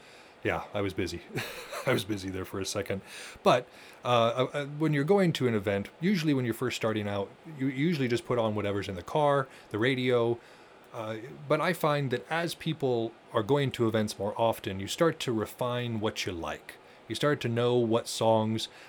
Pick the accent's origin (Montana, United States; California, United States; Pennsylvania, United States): Montana, United States; I grew up in Montana in the 90s